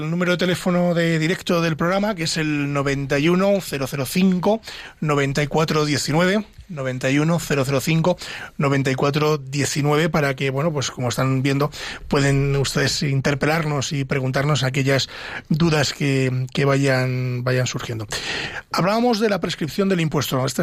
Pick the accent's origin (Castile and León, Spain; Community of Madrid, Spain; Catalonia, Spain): Castile and León, Spain; desde León, eh, desde mi tierra, de Castilla y León